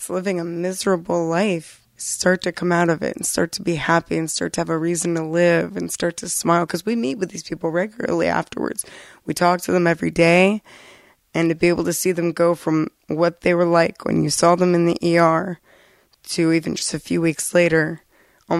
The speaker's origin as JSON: {"language": "English", "region": "Florida", "country": "United States", "moved": "as an adult", "lives_now": "Vermont, United States", "said": "I'm from Florida, where they don't have a lot available for recovery, period."}